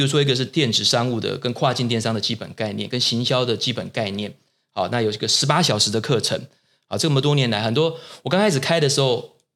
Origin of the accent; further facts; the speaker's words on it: Taiwan; 我们台湾人自己是谁